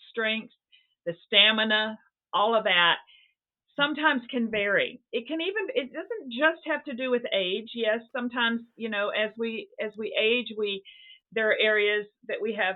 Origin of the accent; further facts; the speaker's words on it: the South, United States; moved away as an adult; also born or lived in Seattle; now in New England, United States; it's not the Bible Belt, where I grew up in the South